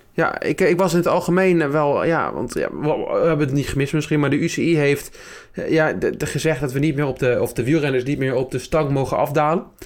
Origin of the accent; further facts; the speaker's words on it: Friesland, Netherlands; moved away; Ik kom godverdomme uit Friesland